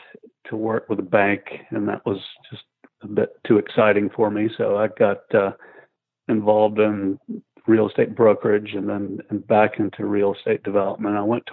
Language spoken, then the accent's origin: English; Atlanta, Georgia, United States; moved away as an adult; also born or lived in South Carolina; I'm from Georgia. I'm originally from Atlanta.